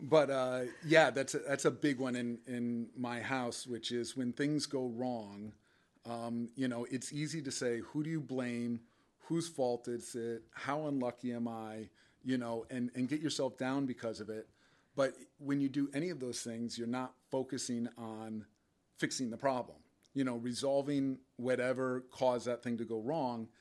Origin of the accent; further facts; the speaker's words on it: Westport, Connecticut, United States; also born or lived in Chicago / West Portland; growing up in Westport